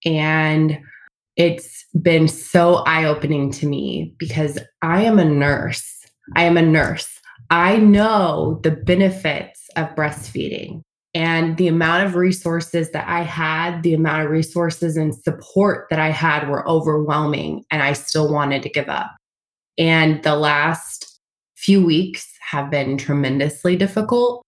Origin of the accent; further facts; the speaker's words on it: Springfield, Missouri, United States; moved away as an adult; also born or lived in St. Louis, Missouri; now in California, United States; I am originally from Springfield, Missouri